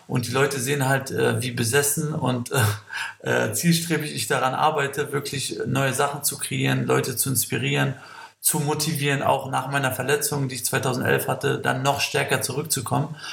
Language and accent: German; Kosovo; Ich komme aus dem Kosovo, äh, habe acht Geschwister.